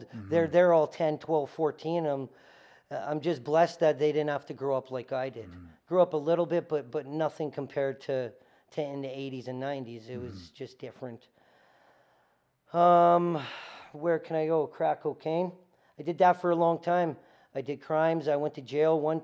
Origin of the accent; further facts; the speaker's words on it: Winnipeg, Manitoba, Canada; moved away as an adult; now in Calgary, Canada; I grew up in a shitty area of Winnipeg, or a lower class area of Winnipeg, poverty area of Winnipeg